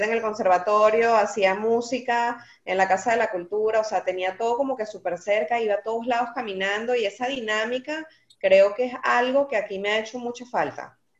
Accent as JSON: {"language": "Spanish", "town": "Maracay", "region": "Aragua", "country": "Venezuela", "tie": "born or raised there", "also_born_or_lived": "Caracas", "moved": "yes", "said": "Y yo nací en Caracas, pero me crié en Maracay"}